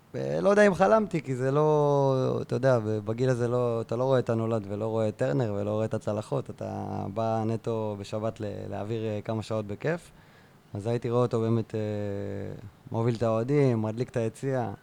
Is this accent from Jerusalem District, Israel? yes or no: no; Beersheba, Southern District, Israel; also born or lived in central Israel; now in Kibbutz Ruhama, Israel; אני באר שבעי, כן. גדלתי בנווה זאב